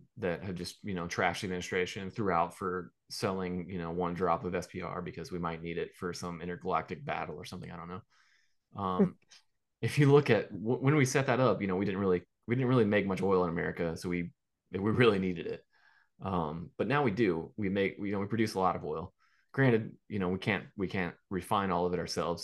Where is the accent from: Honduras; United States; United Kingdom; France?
United States; Gulf Coast; I am from the Gulf Coast